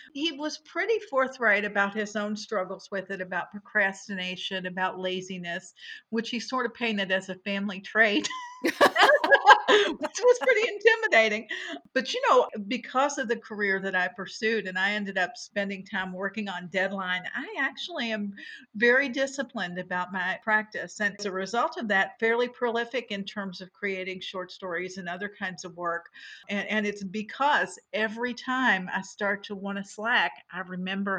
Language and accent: English; Louisville, Kentucky, United States; I was born in Louisville, and my father was a writer. And my mother was a nurse, and so I grew up watching him work